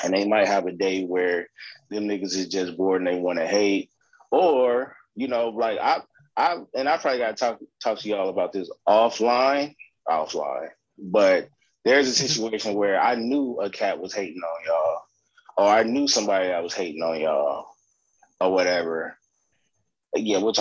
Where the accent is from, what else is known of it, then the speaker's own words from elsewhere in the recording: California, United States; born and raised in California